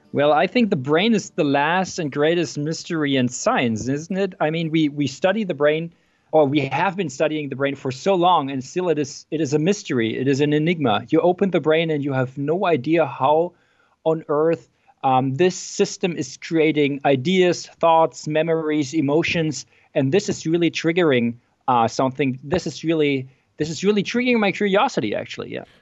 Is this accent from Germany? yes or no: yes; Germany; also born or lived in Berkeley, United States / Frankfurt, Germany; I am from Germany.